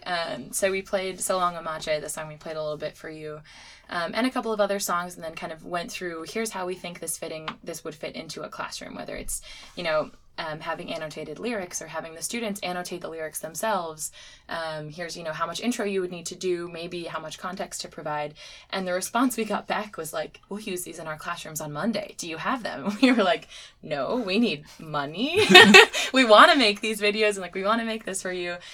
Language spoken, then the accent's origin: English; Connecticut, United States; I grew up in Connecticut